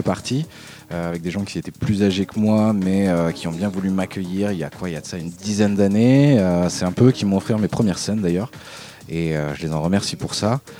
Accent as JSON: {"language": "French", "town": "Dijon", "region": "Bourgogne-Franche-Comté", "country": "France", "tie": "born or raised there", "moved": "as an adult", "lives_now": "Marseille, France", "said": "je viens de Dijon euh, de base, moi je suis né là-bas. Euh, je suis arrivé à Marseille euh"}